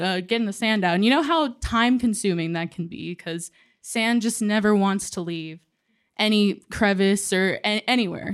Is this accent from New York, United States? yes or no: no; San Antonio, Texas, United States; we're both from San Antonio